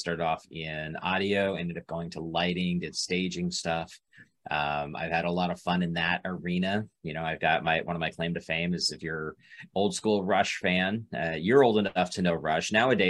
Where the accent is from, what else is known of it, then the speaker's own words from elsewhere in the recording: Boise, Idaho, United States; moved away as an adult; also born or lived in Phoenix, Arizona; originally I'm from Boise, Idaho. Right. Born and raised there, went to a small, tiny school town outside of Boise. Once I got older, I realized it was way too small for me. Ended up in Phoenix for 18 years.